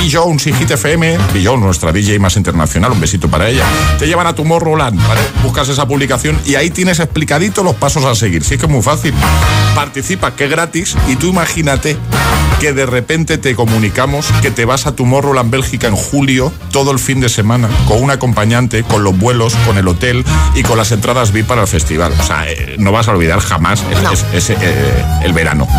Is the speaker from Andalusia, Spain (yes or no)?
no; El Prat de Llobregat, Catalonia, Spain; Yo soy del Prat.